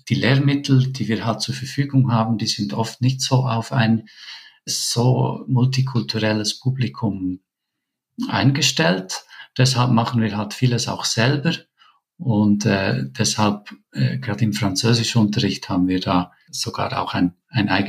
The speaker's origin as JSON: {"language": "German", "country": "Switzerland", "lives_now": "Peru", "said": "wir haben einfach andere Vorstellungen als Schweizer, äh, was wir genau möchten mit unseren Kindern."}